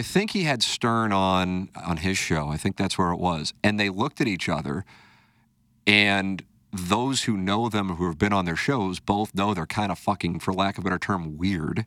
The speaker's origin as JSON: {"language": "English", "town": "St. Louis", "region": "Missouri", "country": "United States", "tie": "born or raised there", "said": "my hometown"}